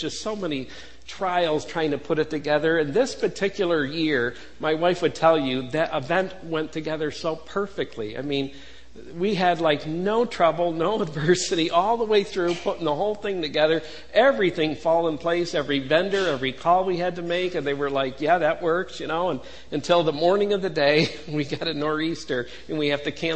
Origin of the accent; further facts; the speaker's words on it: Buffalo, New York, United States; I'm from Buffalo